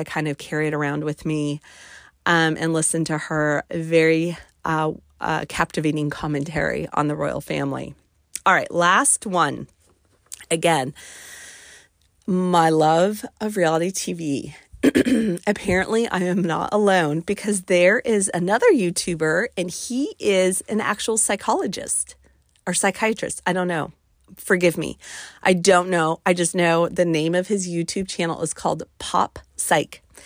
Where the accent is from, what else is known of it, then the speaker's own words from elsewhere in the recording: West Coast, United States; now in East Coast, United States; I'm kind of from the West Coast